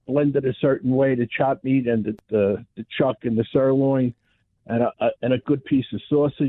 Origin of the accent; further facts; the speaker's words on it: New York City, New York, United States; now in Staten Island, United States; I'm calling you from Staten Island, but my roots are always born and raised in Brooklyn, Greenpoint, Brooklyn.